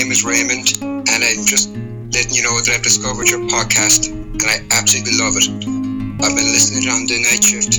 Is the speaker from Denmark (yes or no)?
no; Ireland; now in New Jersey, United States; Growing up in Ireland, … was my first real musical love. And wouldn't you know it, as it turned out, I've ended up living in New Jersey, and I married my own Jersey girl.